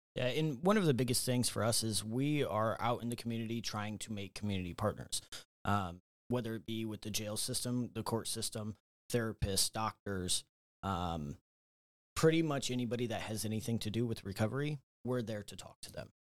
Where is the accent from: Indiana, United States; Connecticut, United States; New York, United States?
Indiana, United States; Fort Wayne; I'm local to Fort Wayne, uh, born and raised here, grew up, um, went, lived on the north side of town